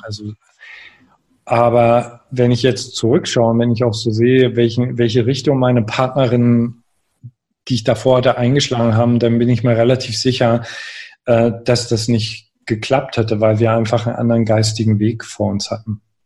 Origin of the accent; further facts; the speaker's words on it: Görlitz, Saxony, Germany; moved away as an adult; in einer sehr kleinen Stadt groß geworden, Görlitz